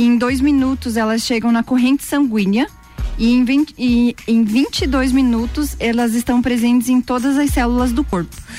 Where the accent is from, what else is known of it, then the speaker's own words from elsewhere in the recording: São Lourenço do Oeste, Santa Catarina, Brazil; now in Lages, Brazil; E tenho mais dois irmãos e nós, nós três nascemos lá